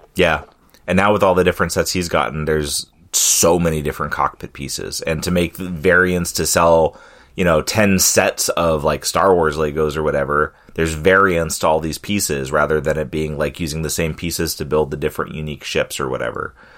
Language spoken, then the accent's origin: English; California, United States; moved away; growing up in California